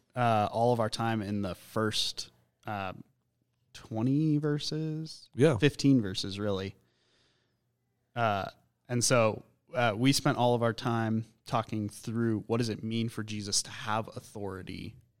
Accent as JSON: {"language": "English", "town": "Colorado Springs", "region": "Colorado", "country": "United States", "tie": "born or raised there", "also_born_or_lived": "Boulder / Minneapolis", "said": "growing up in Colorado Springs"}